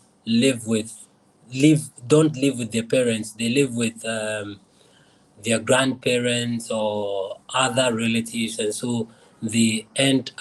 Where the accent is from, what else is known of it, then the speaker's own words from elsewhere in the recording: Accra, Greater Accra, Ghana; I was born in Nima in Accra, Ghana.